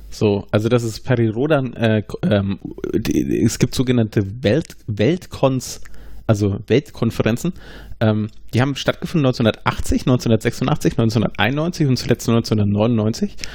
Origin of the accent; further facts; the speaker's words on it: Franconia, Bavaria, Germany; Also wir sind ja aus Franken.